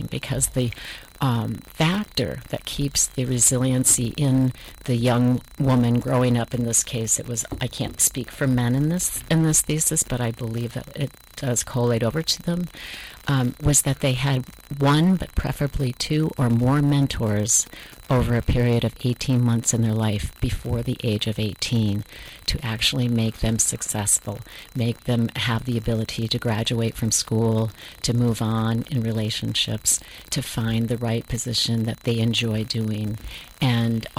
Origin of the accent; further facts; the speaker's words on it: Vermont, United States; moved away as an adult; I'm from Vermont